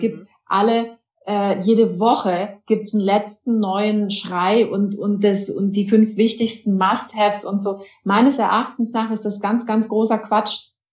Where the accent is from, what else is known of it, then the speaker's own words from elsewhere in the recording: Germany; wir auch als Deutsche